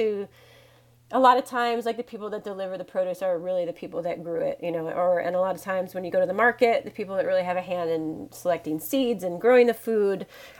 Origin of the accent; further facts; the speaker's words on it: Oregon, United States; also born or lived in Washington State / East Coast; I'm from Washington State, born in Washington State, grew up in Oregon.